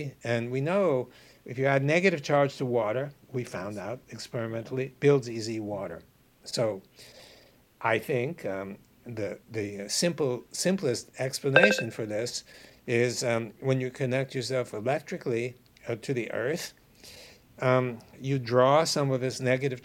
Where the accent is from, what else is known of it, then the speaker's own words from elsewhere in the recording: New York City, New York, United States; I grew up in New York City in Brooklyn